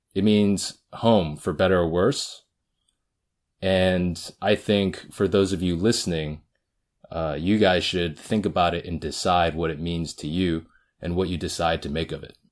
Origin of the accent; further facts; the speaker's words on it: the Bay Area, California, United States; I'm a second generation Korean American. I grew up in the Bay